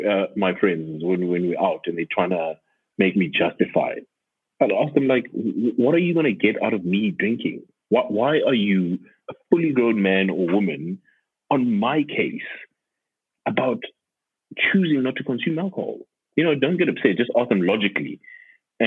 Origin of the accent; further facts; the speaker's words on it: Johannesburg, Gauteng, South Africa; moved away as an adult; also born or lived in Cape Town; I moved back last year in January, and I'm from Joburg